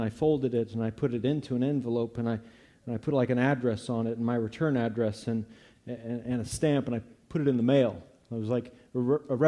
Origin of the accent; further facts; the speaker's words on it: Eureka, United States; I grew up here in Eureka, but I didn't grow up in a church